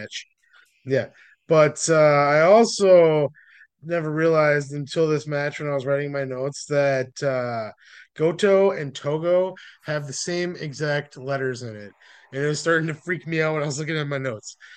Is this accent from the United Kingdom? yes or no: no; United States; we're also from America and, like, we're white